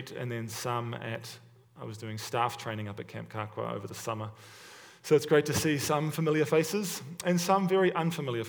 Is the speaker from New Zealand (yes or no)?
yes; Hamilton, Waikato, New Zealand; also born or lived in Stoney Creek, Ontario, Canada; now in Hamilton, Canada; I was born and raised in Hamilton, New Zealand, but now I live in Hamilton, Ontario